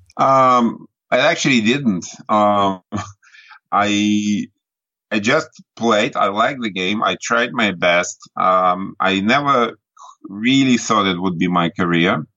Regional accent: Nizhny Novgorod, Nizhny Novgorod Oblast, Russia; now in Ireland; I grew up in Russia in a big city called Nizhny Novgorod.

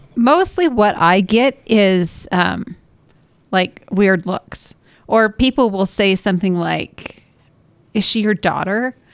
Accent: Washington, United States; now in Utah, United States; I grew up in Washington

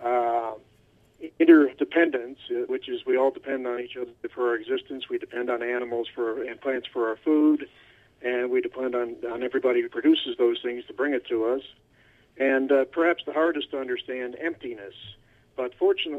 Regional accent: Cleveland, Ohio, United States; also born or lived in Toronto / New York / Miami; now in Seattle, United States; I was born in Toronto, grew up in Cleveland, and went to school in New York, and lived in Miami for too long, and now I'm out in Seattle

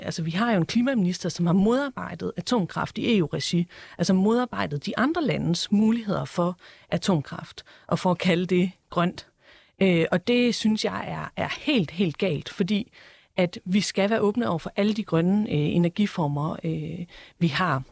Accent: Esbjerg, Southern Denmark, Denmark; jeg er selv fra Esbjerg

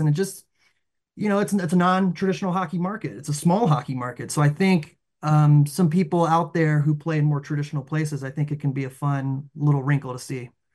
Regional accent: the South, United States; we grew up in the South

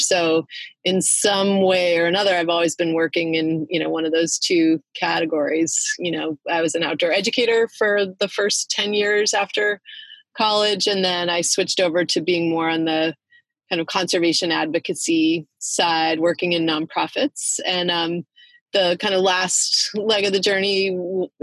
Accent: Belmont, Massachusetts, United States; I grew up outside of Boston in a little town called Belmont.

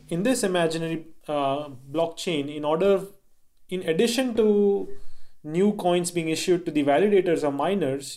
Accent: India; I grew up in India and my father was in the Indian government

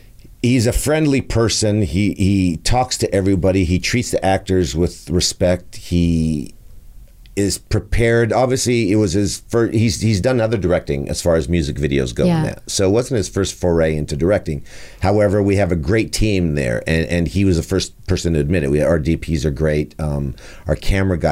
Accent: Montreal, Quebec, Canada; I was born in Saint-Michel in Montreal.

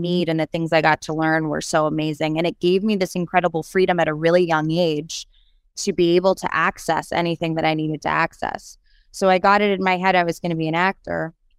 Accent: New York City, New York, United States; moved away as an adult; also born or lived in Los Angeles; I said I was from New York City

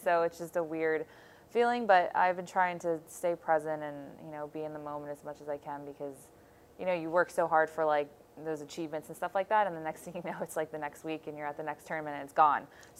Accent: Buffalo, New York, United States; born there; I mean, I was born here, and now that we're back here, I usually just say it's my hometown

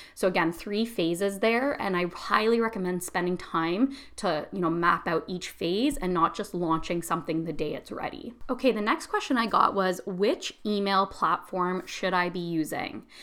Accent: Canada; I'm Canadian

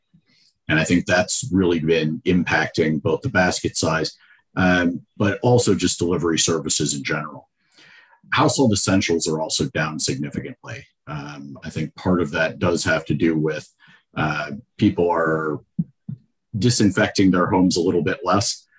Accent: Georgia, United States; I'm from Georgia

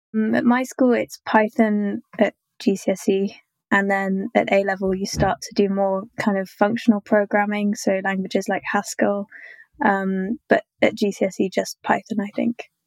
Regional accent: London, United Kingdom; I'm from London in the UK

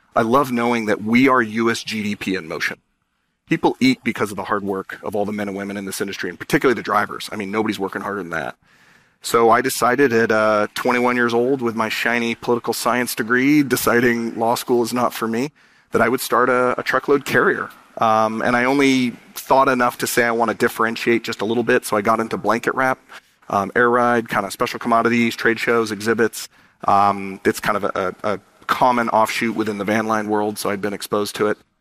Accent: San Diego, California, United States; born or raised there

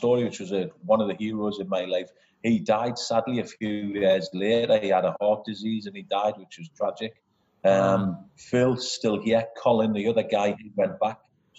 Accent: Newcastle upon Tyne, North East England, United Kingdom; moved away as an adult; now in Perth, Australia; I grew up in Newcastle, northeast of England. And I live in Perth, Western Australia.

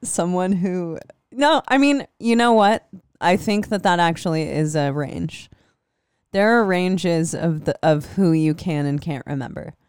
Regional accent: Des Moines, Iowa, United States; I'm from Des Moines

